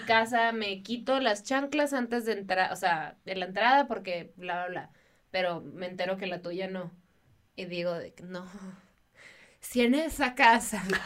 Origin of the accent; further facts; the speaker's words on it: Baja California, Mexico; moved away; en Baja California, de donde yo soy